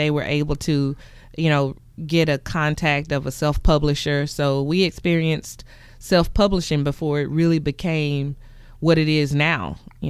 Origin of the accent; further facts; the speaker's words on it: McComb, Mississippi, United States; I'm from Macomb, Mississippi, and I wrote my first play at the age of six.